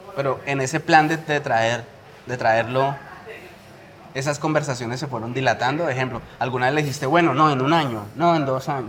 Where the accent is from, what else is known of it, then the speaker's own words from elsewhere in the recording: Colombia; now in Spain; volveré y empezaré en mi país